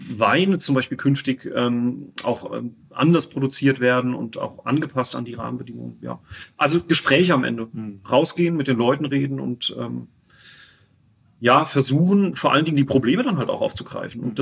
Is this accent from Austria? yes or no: no; Winterbach, Rhineland-Palatinate, Germany; ich komme ja oben von, aus Winterbach, da am Sohnwald.